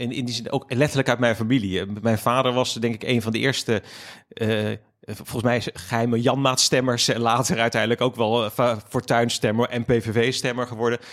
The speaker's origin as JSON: {"language": "Dutch", "town": "Capelle aan den IJssel", "region": "South Holland", "country": "Netherlands", "tie": "born or raised there", "also_born_or_lived": "Ommoord, Rotterdam", "said": "ik ben opgegroeid in Capelle aan de IJssel"}